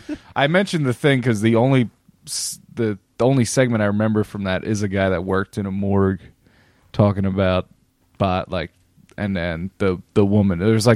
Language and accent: English; New York, United States; I'm from New York. Okay. Capiche.